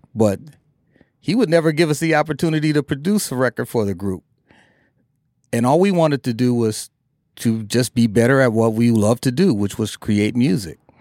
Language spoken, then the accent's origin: English; Minneapolis, Minnesota, United States; we grew up in Minneapolis